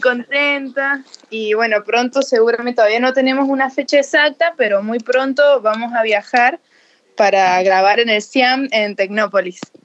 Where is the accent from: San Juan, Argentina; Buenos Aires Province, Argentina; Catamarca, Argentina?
San Juan, Argentina; Jáchal; soy sanjuanina, pero soy de Hachal, porque Hachal está como a, 170 kilómetros de la capital de San Juan